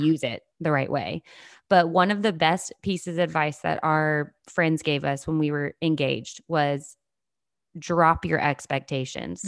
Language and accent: English; the South, United States; I grew up in the South